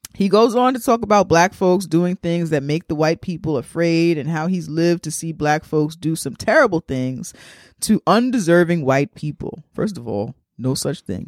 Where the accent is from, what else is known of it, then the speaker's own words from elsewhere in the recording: New York City, New York, United States; I'm from the Bronx